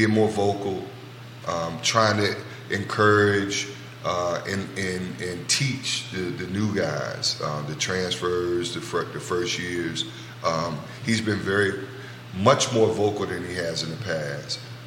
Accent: Richmond, Virginia, United States; from my hometown, the RVA

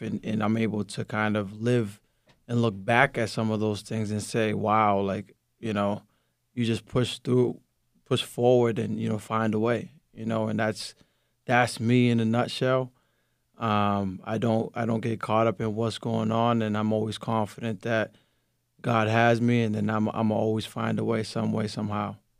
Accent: Lynn, Massachusetts, United States; born or raised there; first language Spanish; English is a second language

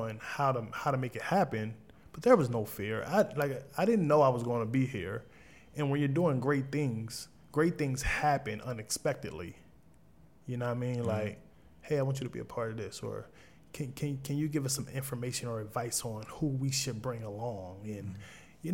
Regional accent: Wilmington, Delaware, United States; I came from Southbridge Projects in 23rd and Jessup

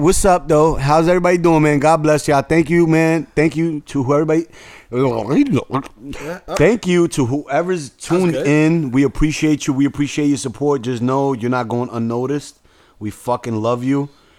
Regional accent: Bronx, New York, United States; I grew up with West Indians, Trinidadians, Jamaicans. I'm from the North Bronx, so you know what I'm saying? I grew up in all flavors.

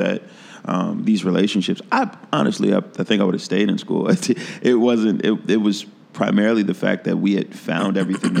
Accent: Philadelphia, Pennsylvania, United States; now in Chicago, United States; I came to Chicago from Philly with my friend Joey Mays, and then I met El Boogie and...

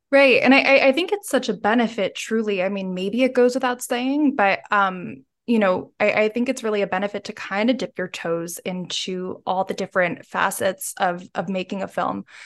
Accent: United States; now in United Kingdom; as an American and now living in the U K

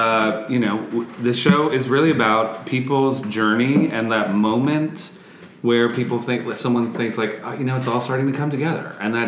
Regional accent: Manhattan, New York, United States; now in Los Angeles, United States; No, I'm from New York, but I've lived here for 20

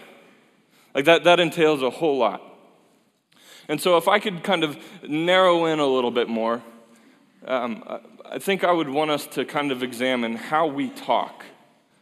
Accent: Fort Collins, Colorado, United States; a place where I grew up in Colorado and love that place

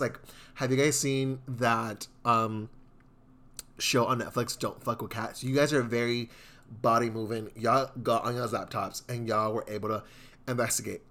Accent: Houston, Texas, United States; I'm from Southeast Houston.

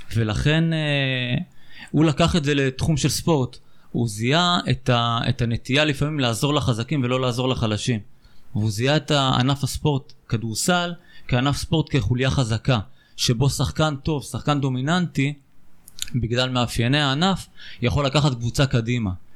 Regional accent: Beersheba, Southern District, Israel; ואני בתור באר שבעי

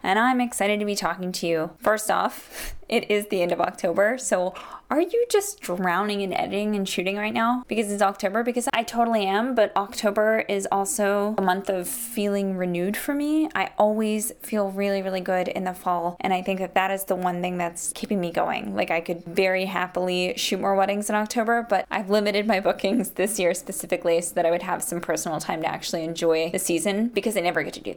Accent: Charleston, West Virginia, United States; moved away; visit my dad in my hometown of Charleston, West Virginia

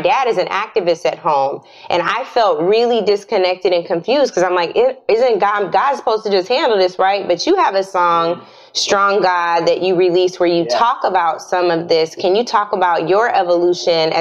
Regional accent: Seattle, Washington, United States; Born and raised in Seattle, Washington

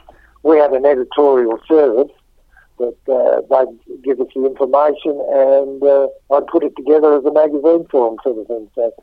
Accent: Melbourne, Victoria, Australia; born there; And actually, I was born in Melbourne.

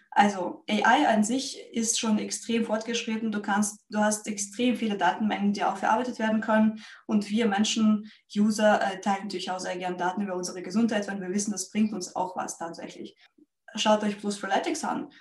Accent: Russia; moved away as an adult; now in Germany; Ich bin nämlich ursprünglich äh, Russin. Ähm, ich lebe in Deutschland seit zwölf Jahren und davor habe ich auch professionelle Leichtathletik gemacht in meinem Heimatland

